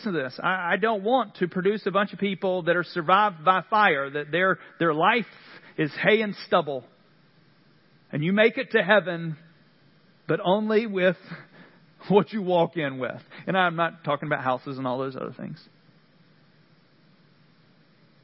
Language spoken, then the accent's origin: English; Central North Carolina, United States; moved away; what I'm used to from Central North Carolina.